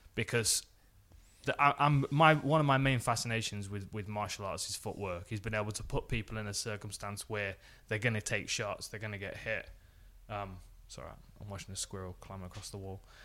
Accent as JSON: {"language": "English", "town": "Nottingham", "region": "East Midlands", "country": "United Kingdom", "tie": "born or raised there", "said": "I was in my hometown."}